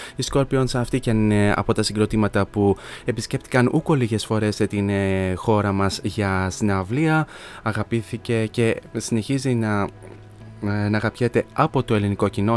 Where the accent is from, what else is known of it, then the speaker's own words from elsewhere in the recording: Kilkis, Central Macedonia, Greece; στην πόλη μου στο Κιλκής